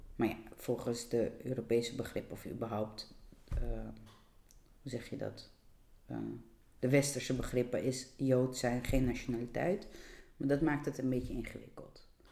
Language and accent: Dutch; Georgia; now in Netherlands; ik kom niet uit Nederland. Eh, ik kom uit Georgië